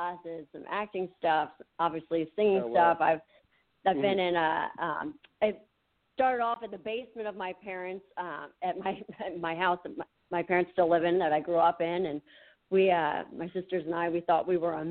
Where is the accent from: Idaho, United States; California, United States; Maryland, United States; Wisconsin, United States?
Maryland, United States; near Frederick; I am from the Maryland, Washington, D.C. area. I kind of near Frederick a little bit.